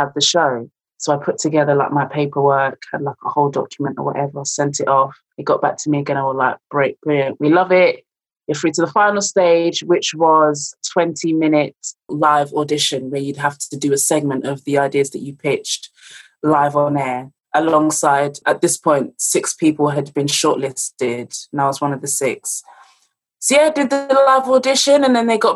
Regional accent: London, United Kingdom; moved away as an adult; now in Leicester, United Kingdom; I'm originally from London, came to Leicester to study drama

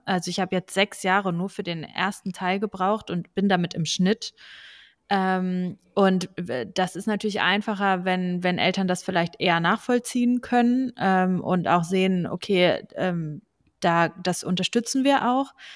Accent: Braunschweig, Lower Saxony, Germany; also born or lived in Hanover; ich komme aus Braunschweig

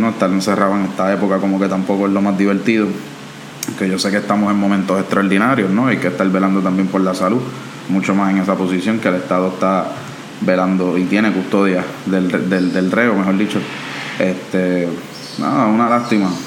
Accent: Cataño, Puerto Rico; yo soy de Cataño, así que también esto a mí me interesa un poco.

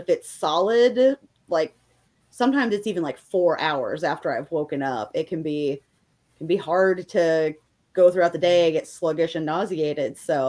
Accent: south of Indianapolis, United States; now in Indianapolis, United States; I'm from the Indianapolis area. Well, I'm actually from south of there, but I live in the Indianapolis area now.

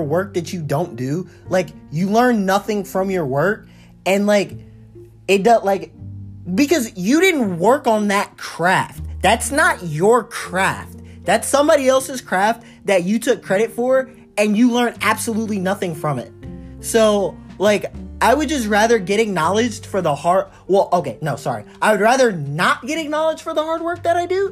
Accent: United States

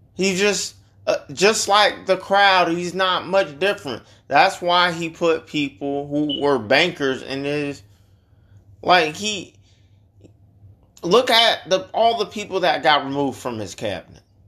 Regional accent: Chicago, Illinois, United States; now in Georgia, United States; That's where we're from

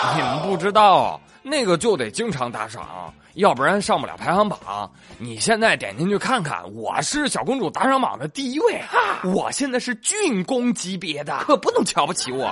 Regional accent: China; 我们中国人

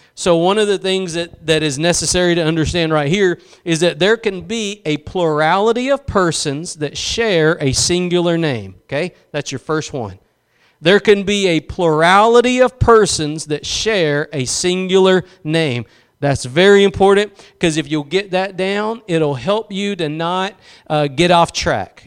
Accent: East Texas, United States; I'm from East Texas.

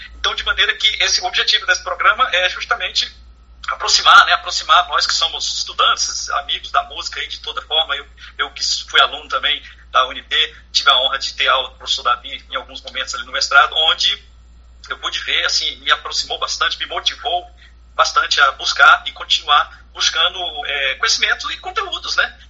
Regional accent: Brasília, Federal District, Brazil; nós que somos aqui de Brasília

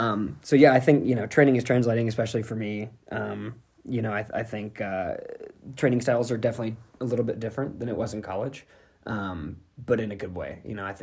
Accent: Knoxville, Tennessee, United States; new member of 10-Man Elite. I am originally from Knoxville, Tennessee.

